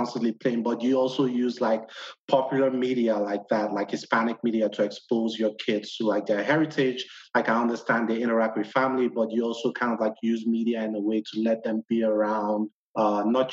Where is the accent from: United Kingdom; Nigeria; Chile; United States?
Nigeria; moved away; being from the other side of the world, West Africa, Nigeria